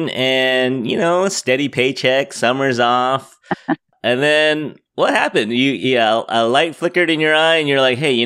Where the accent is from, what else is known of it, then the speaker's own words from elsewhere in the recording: San Francisco, California, United States; I grew up in San Francisco.